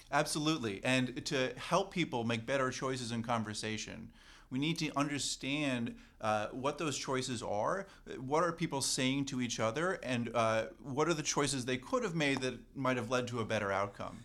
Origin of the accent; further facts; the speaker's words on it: Canada; as a Canadian